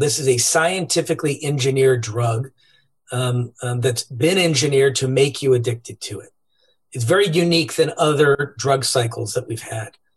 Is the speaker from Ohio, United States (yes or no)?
yes; Cleveland, Ohio, United States; We grew up in Cleveland, Ohio